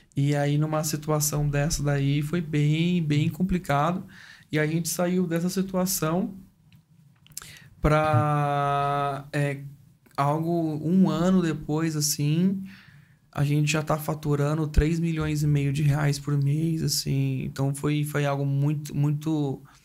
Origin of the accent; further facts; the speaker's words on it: Mongaguá, São Paulo, Brazil; also born or lived in Sumaré; eu fui nascido e criado em Sumaré até os meus sete anos de vida. Aí depois nós nos mudamos para Mongaguá